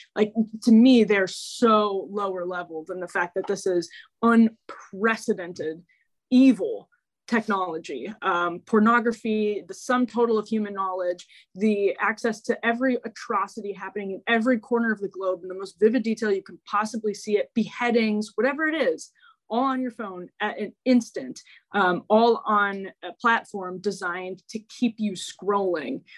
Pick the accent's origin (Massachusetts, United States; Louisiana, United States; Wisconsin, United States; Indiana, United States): Wisconsin, United States; Waukesha; I grew up in Waukesha